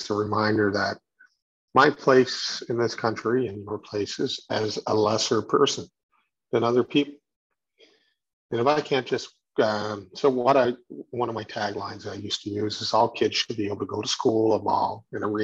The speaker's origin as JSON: {"language": "English", "region": "Newfoundland and Labrador", "country": "Canada", "said": "as a Newfoundlander"}